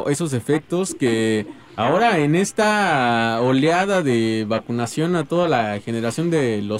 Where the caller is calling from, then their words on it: Iztapalapa, Mexico City, Mexico; Eh, les hablo de acá de Iztapalapa, vamos hacia el trabajo. Saludos a toda la bandota de Iztapalapa.